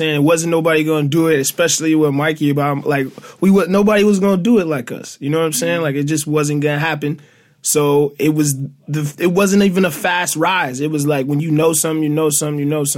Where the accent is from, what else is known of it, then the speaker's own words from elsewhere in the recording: Detroit, Michigan, United States; I'm from Detroit